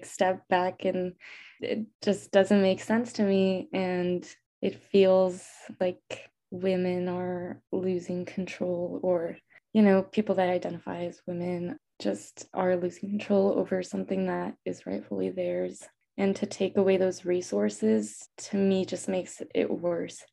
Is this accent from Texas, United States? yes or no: yes; El Paso, Texas, United States; I'm also from El Paso, Texas, which is a predominantly Hispanic city because it's a border city